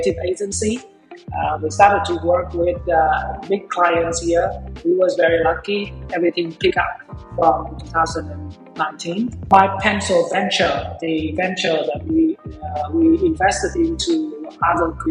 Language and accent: English; Vietnam; I was born and raised in Vietnam